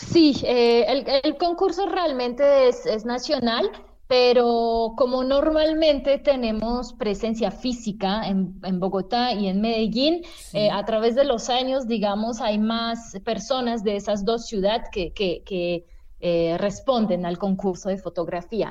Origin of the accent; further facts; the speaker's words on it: France; now in Colombia; Yo soy francesa, pero tengo años viviendo aquí en Colombia